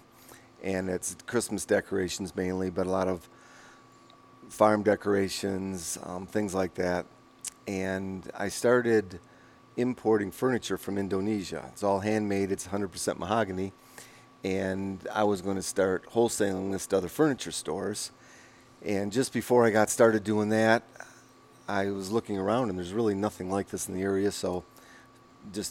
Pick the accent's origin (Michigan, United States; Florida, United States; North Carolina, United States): Michigan, United States; also born or lived in Wyoming; from Michigan, back about probably 25, 30 years ago